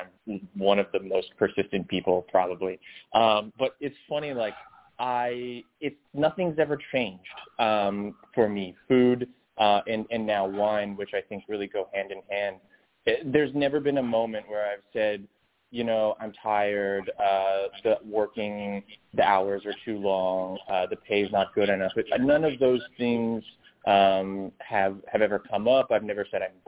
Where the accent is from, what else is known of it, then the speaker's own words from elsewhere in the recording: Windsor, Ontario, Canada; I started as a dishwasher in Windsor, Ontario. I'm Canadian